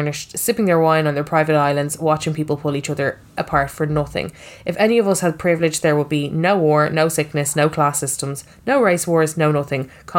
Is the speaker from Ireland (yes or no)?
yes; Finglas, Leinster, Ireland; I grew up in Finglas, happy childhood, thought my life was the same as everybody else's.